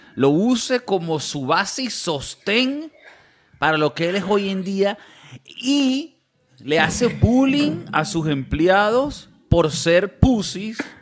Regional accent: Venezuela; Ahora somos venezolanos

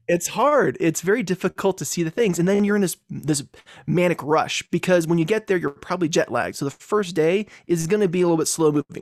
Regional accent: Virginia, United States; moved away as an adult; also born or lived in Texas; now in Colorado, United States; I grew up in Virginia for most of my life before moving to Colorado in two thousand ten

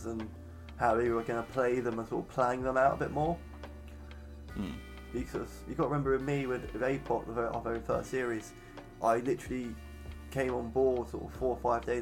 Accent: England, United Kingdom; I am an Englishman

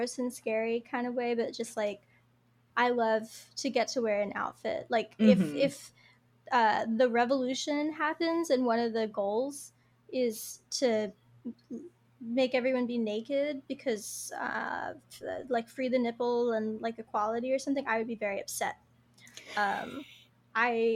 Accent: East Coast, United States; I'm from like a small little East Coast town

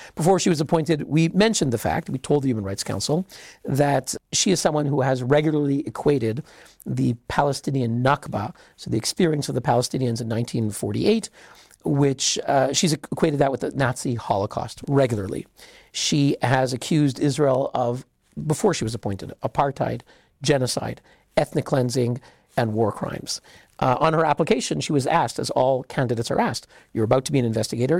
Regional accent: Canada; I'm Canadian

